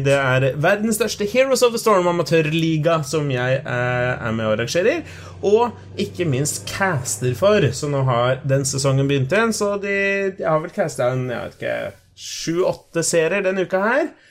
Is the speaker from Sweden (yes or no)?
no; Colombia; now in Norway; jeg er fra Colombia